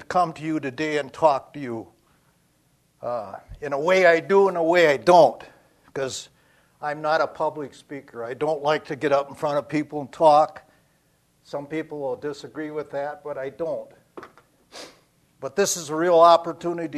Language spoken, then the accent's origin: English; Wisconsin, United States; As a little boy growing up in Badgerland, Wisconsin, in the 30s, yeah, I am that old.